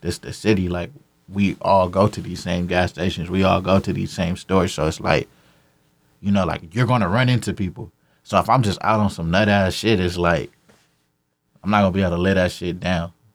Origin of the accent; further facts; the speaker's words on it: Carson, California, United States; I'm from Carson, California, Camber Ave, to be specific.